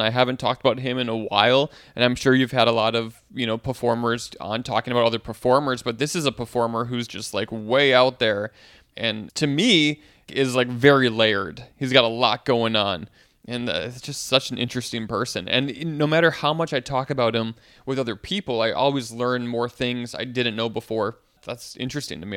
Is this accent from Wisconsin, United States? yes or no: yes; Wisconsin, United States; moved away as an adult; now in New York, United States; I'm from Wisconsin, where this, like, a small town where most people know each other